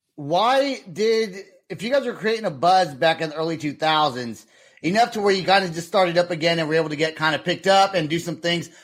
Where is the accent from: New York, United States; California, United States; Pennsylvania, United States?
California, United States; Vacaville; my hometown